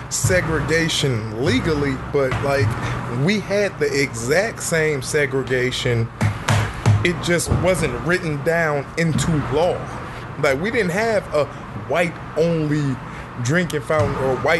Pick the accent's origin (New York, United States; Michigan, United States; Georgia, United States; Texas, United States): Michigan, United States; Detroit; I'm from Detroit